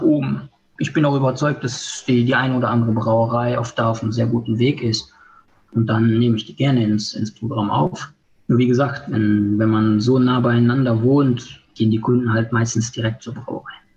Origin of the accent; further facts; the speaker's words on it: Luxembourg; also born or lived in England / Germany; Ich bin hier geboren, äh, trage aber doppelte Staatsbürgerschaft, also deutsche